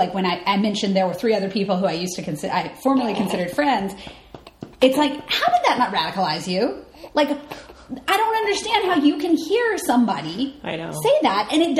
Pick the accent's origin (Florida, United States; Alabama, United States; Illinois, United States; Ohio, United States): Alabama, United States; now in New York, United States; I'm from Alabama